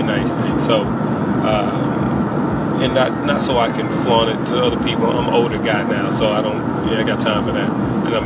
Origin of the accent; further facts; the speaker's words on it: Alabama, United States; also born or lived in Seattle, Washington; now in Seattle area, Washington, United States; I'm living in Washington. I'm originally from Alabama